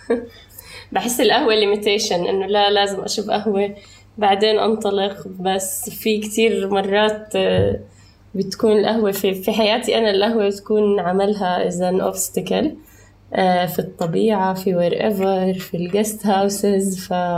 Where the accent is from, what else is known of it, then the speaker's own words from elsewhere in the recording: Amman, Amman Governorate, Jordan; also born or lived in Palestine (ancestry); now in Dubai, United Arab Emirates; انا بنت انولدت في الاردن